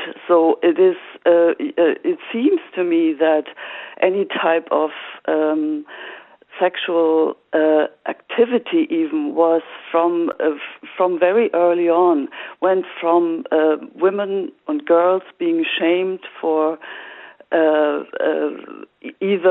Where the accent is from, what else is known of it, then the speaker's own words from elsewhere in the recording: Germany; moved away as an adult; now in Ireland; I grew up in Germany, but I've been living in Ireland for over 20 years.